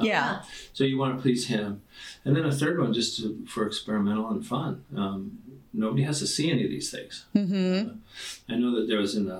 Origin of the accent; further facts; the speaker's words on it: Orange County, California, United States; moved away as an adult; now in Coeur d'Alene, United States; I grew up in Orange County